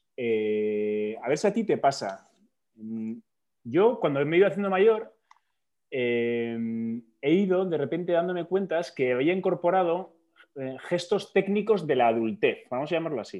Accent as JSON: {"language": "Spanish", "region": "Basque Country", "country": "Spain", "said": "somos dos vascos"}